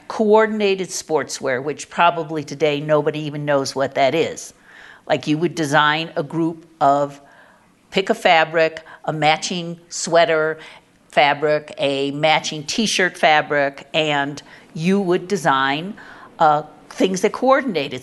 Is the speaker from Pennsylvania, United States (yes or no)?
no; Chicago, Illinois, United States; moved away as an adult; also born or lived in St. Louis / New York City; I was from Chicago